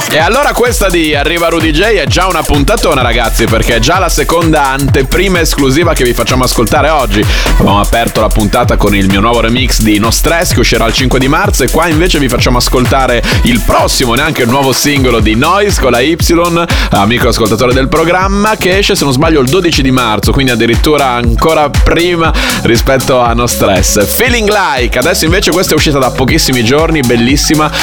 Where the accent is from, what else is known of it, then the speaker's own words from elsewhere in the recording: Bologna, Emilia-Romagna, Italy; bolognese come me